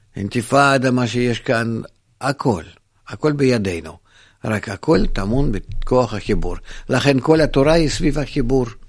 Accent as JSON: {"language": "Hebrew", "country": "Israel", "tie": "born or raised there", "said": "אני גדלתי בישראל"}